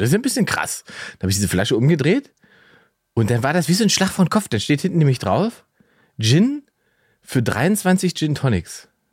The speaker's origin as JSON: {"language": "German", "region": "East Germany", "country": "Germany", "said": "Ich bin ja Ossi."}